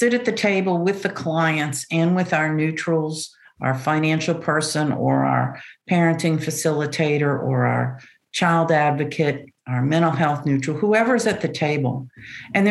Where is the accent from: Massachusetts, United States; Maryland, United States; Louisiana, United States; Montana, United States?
Louisiana, United States; New Orleans; moved away as an adult; also born or lived in Kerrville, Texas; now in Dallas, United States; I'm originally from New Orleans